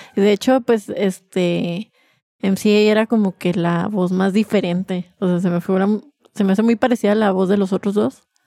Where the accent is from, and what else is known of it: Mexico